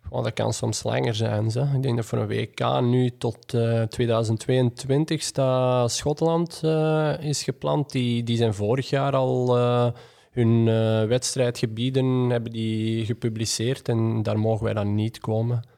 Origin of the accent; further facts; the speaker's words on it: Belgium; als Belg